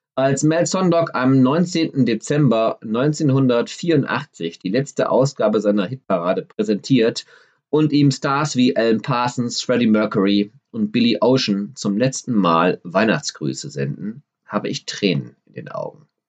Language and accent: German; Düsseldorf, North Rhine-Westphalia, Germany; an der Shadowstraße in Düsseldorf, meiner Heimatstadt